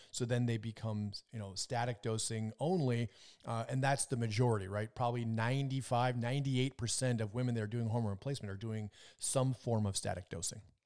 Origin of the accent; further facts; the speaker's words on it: Minnesota, United States; I was growing up in Minnesota